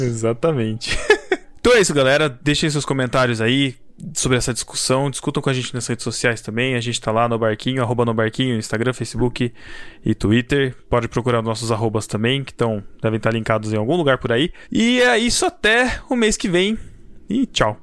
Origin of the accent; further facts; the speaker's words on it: Botucatu, São Paulo, Brazil; Sou de Botucatu